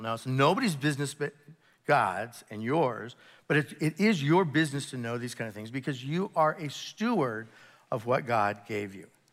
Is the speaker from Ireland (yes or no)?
no; United States; being an American, and it's the beauty of being an American Christian, uh, here in the Western Hemisphere